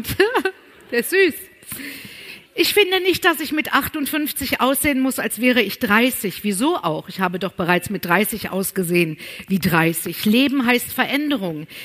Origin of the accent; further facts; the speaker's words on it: North Rhine-Westphalia, Germany; Aber ich bin ja auf dem Land groß geworden, im Sauerland.